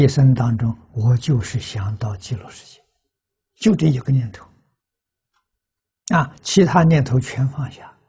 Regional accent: China; 我们中国人讲凭良心呐。

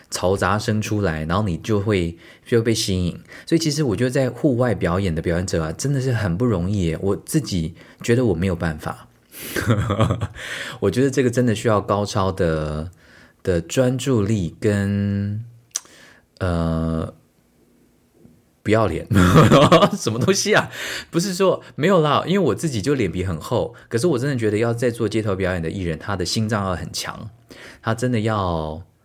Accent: Tainan, Taiwan; also born or lived in Hunei Township, Kaohsiung County; 我在还没有搬到台南的之前，很小很小的时候，我都是在高雄县的湖内乡长大的

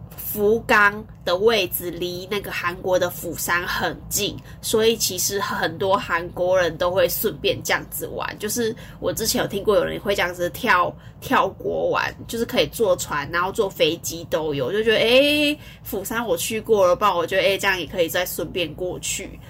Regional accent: Taiwan; 我们台湾人

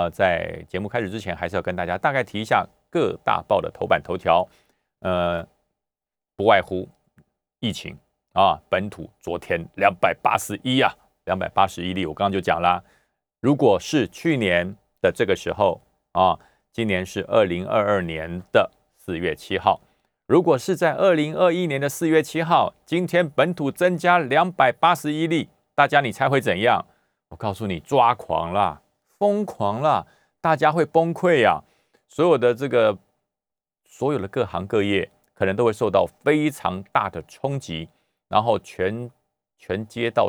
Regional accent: Taoyuan, Taiwan; 最后还有一点，就是国民党的大乱斗啊，在哪里斗呢？就在我的我的家乡桃园，就在那边斗起来了。

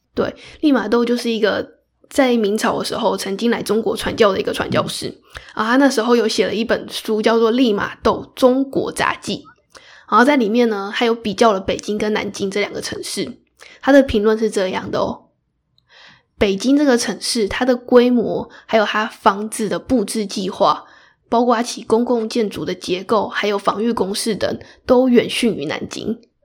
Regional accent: Taiwan; 我是台湾人，我就是不会卷舌

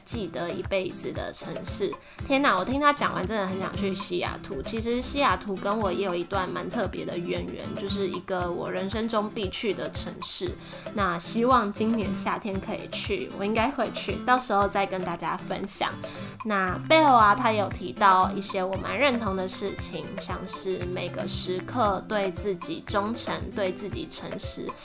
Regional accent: Taiwan; moved away; also born or lived in United States; 我们是台湾人

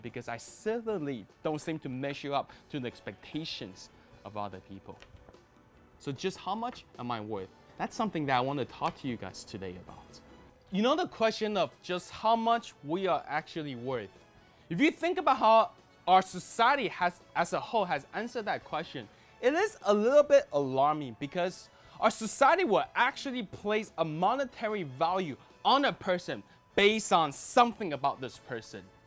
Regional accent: Toronto, Ontario, Canada; I grew up in Toronto, Canada

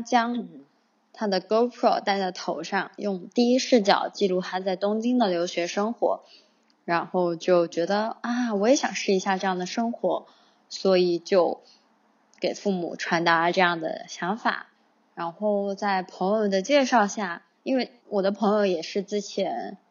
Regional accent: Sichuan, China; moved away as an adult; now in Shanghai, China; 我的家乡在四川，因为我的城市是蛮小的，一个十八线不知名的小城市

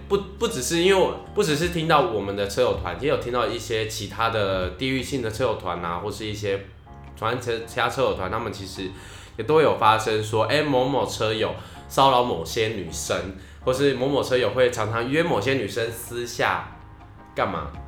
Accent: Yilan, Yilan County, Taiwan; now in Taipei, Taiwan; 我老家在宜兰

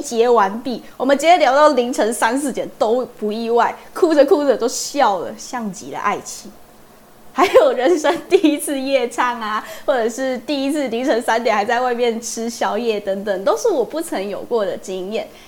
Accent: Kaohsiung, Taiwan; moved away as an adult; now in Taipei, Taiwan; 我又是第一次离开家里北漂，因为我是高雄人嘛

